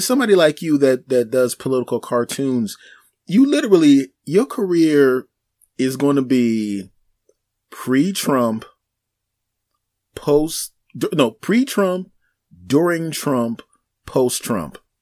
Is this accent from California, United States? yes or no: no; Philadelphia, Pennsylvania, United States; I grew up in Philadelphia so, yeah. you know, uh, I'm a black guy. I grew up in a black neighborhood.